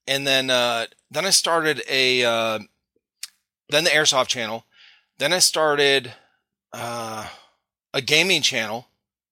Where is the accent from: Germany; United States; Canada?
United States; Cleveland, Ohio; moved away; we're originally from Cleveland, Ohio